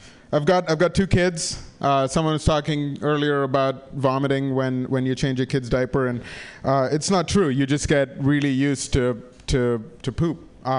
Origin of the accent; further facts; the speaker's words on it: India; also born or lived in Africa; I grew up in Africa and in India, and people don't rough it there for fun.